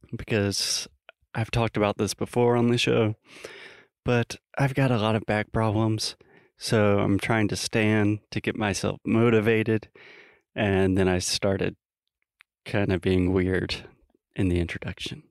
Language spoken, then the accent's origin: English; United States; I'm an American, a little innocent American boy